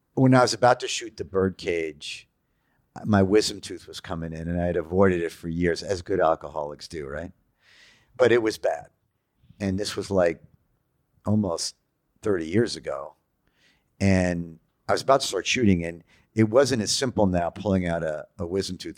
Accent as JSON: {"language": "English", "town": "New York City", "region": "New York", "country": "United States", "said": "I'm a Jew from Queens"}